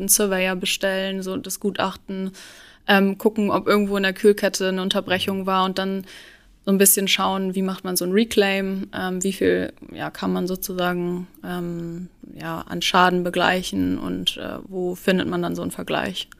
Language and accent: German; Cuxhaven, Lower Saxony, Germany; moved away as an adult; also born or lived in Luxembourg; now in Hamburg, Germany; ich komme eigentlich aus Cuxhaven, also ich bin so ein Küstenkind